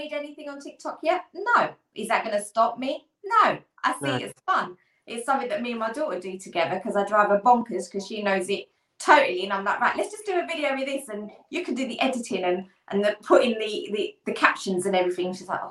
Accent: London, United Kingdom; I'm from Hackney, East London.

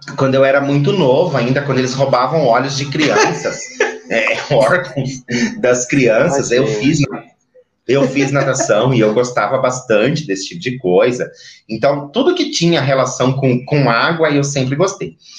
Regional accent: Maringá, Paraná, Brazil; moved away; Eu sou de Maringá, uma cidade extremamente quente.

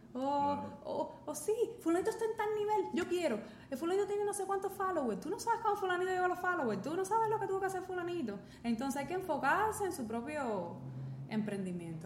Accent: Cuba; nosotros, nosotros pensando como, como cubanos o como hispanohablantes

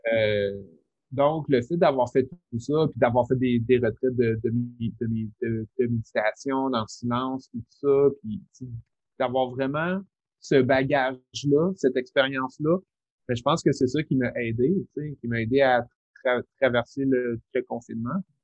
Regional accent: Rimouski, Quebec, Canada; je viens de Rimouski

